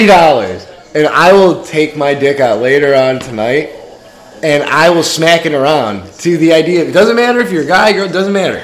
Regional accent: Chicago, Illinois, United States; I'm from Chicago, kid.

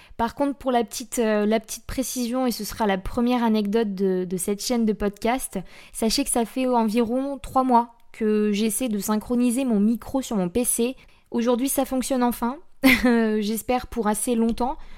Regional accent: Blois, Centre-Val de Loire, France; also born or lived in near Chambord; je suis née à Blois, donc Blois c'est dans le 41

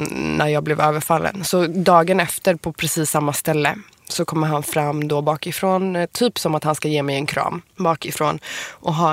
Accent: Iran; Men det var ju sjukt, för då var jag ny i Stockholm och du vis hur visste du att jag var iranier?

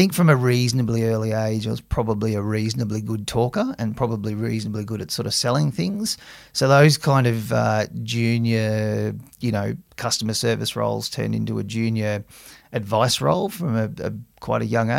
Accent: Camden, New South Wales, Australia; I grew up out in Camden, which is, you know, sort of 60k southwest of Sydney, and started working at the CBA in Picton, which was another 15k's further out

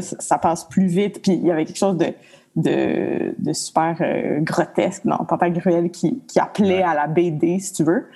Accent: Montreal, Quebec, Canada; also born or lived in Mont-Laurier; j'ai perdu ma mère tôt, à l'âge de 3 ans. Fait qu'on a déménagé à Montréal. Puis, euh, je me suis retrouvée dans le Myland, dans une école alternative

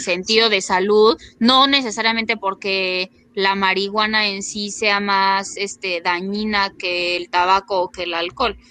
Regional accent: Mexico; somos un país que se caracteriza por el narcotráfico

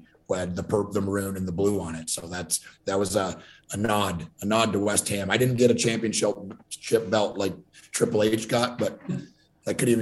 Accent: Ontario, Canada; I grew up in Ontario, Canada, just across from Detroit.

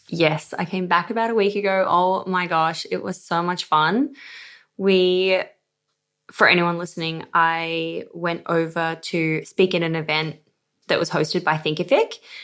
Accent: Australia; accent: Aussie; I'm Australian somehow, even though I feel like I do have an Aussie accent

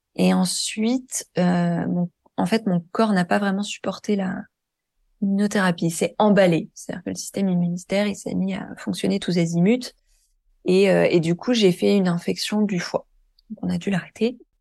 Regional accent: Deux-Sèvres, Nouvelle-Aquitaine, France; now in Île-de-France, France; je suis né dans l'Ouest de la France, dans un petit département que personne connaît qui s'appelle euh, les Deux Sèvres

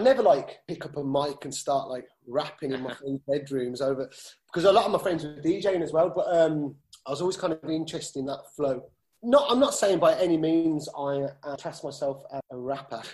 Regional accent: Birmingham, West Midlands, United Kingdom; we're Brummies

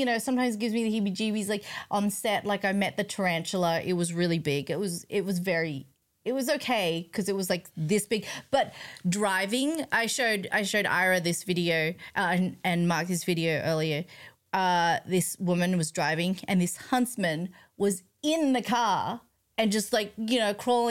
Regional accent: Australia; moved away as an adult; now in California, United States; growing up in Australia

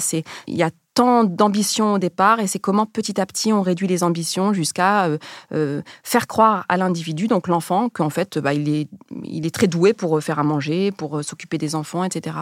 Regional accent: France; also born or lived in Rif, Morocco; même si je suis née au Maroc, j'ai grandi en France

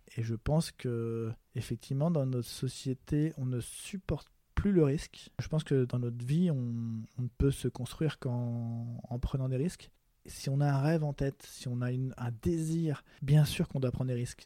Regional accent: France; also born or lived in Paris; en tant que Français

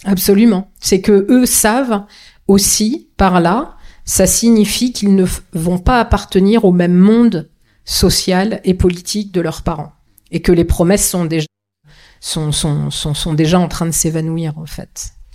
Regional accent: Vendée, Pays de la Loire, France; je suis né en Vendée, que je ne connais que ça

